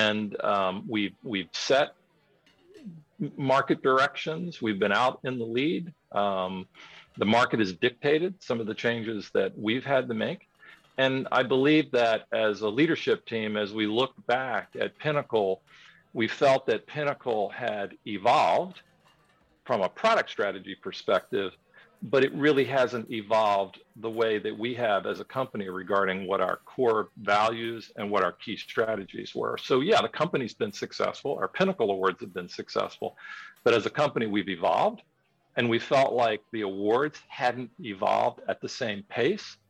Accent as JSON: {"language": "English", "town": "Miami", "region": "Florida", "country": "United States", "tie": "born or raised there", "moved": "yes", "lives_now": "Georgia, United States", "said": "I grew up in Miami, and back in those days, they didn't have a hockey team"}